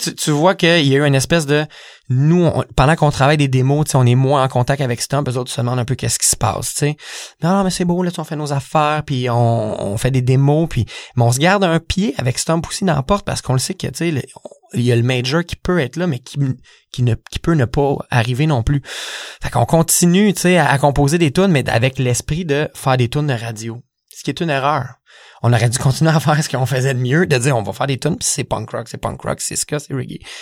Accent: Saint-Jean-sur-Richelieu, Quebec, Canada; je viens de Saint-Jean

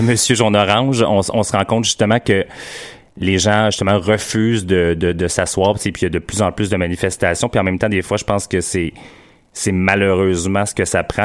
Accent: Quebec, Canada; quand on est québécois

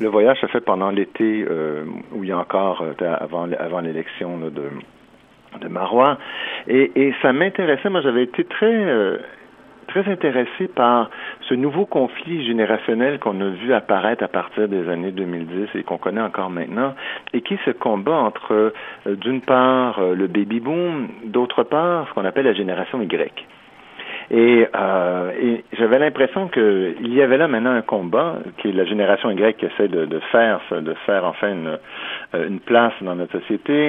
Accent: Quebec, Canada; nous sommes des Américains

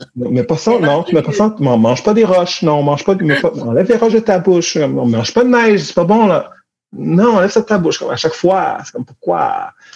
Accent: Montreal, Quebec, Canada; moi, j'ai grandi à Montréal

